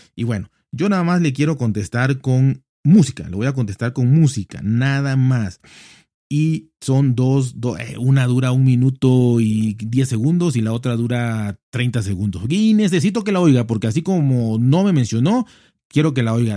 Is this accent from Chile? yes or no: no; Mexico